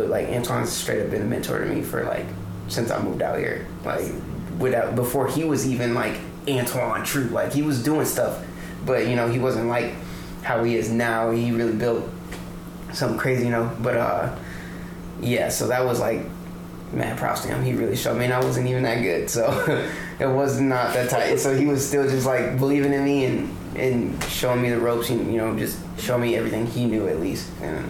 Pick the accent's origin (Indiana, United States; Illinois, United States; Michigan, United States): Michigan, United States; Detroit; also born or lived in Georgia / Texas; I grew up in Detroit, Michigan. Well, I was born in Detroit and I moved around a lot. So I was born in Detroit, moved to Georgia, and from Georgia moved to Texas, then back to Detroit, then from Detroit moved to the suburbs of Michigan.